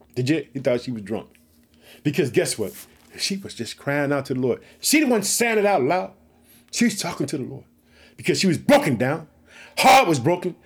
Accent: Illinois, United States; Illinois, which is my home state. I reside in the city of Chicago.

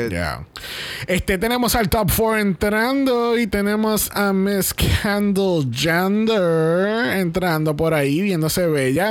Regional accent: Puerto Rico; todas estas cosas que hemos logrado como puertorriqueños

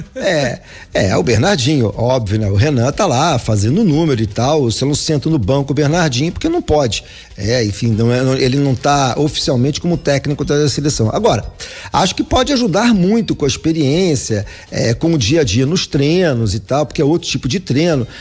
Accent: Brazil; Nós somos brasileiros

